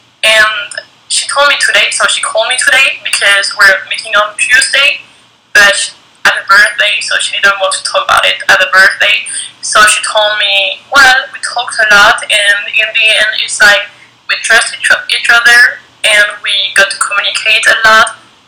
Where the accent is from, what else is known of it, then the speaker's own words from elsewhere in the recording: France; born there; You were born in Spain, I was born in France, so we got, like, a different education